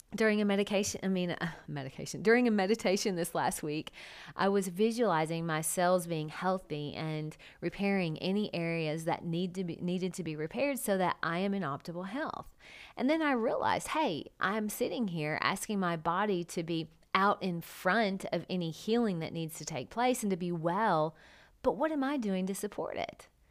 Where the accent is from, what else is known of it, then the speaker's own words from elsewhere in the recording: United States; I'm an American